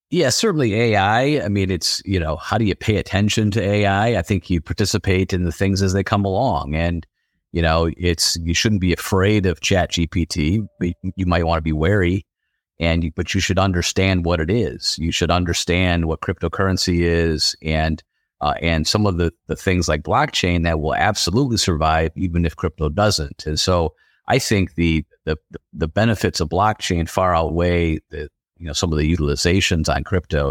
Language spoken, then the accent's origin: English; West Michigan, United States; also born or lived in Detroit; growing up in West Michigan, we went over to Detroit for games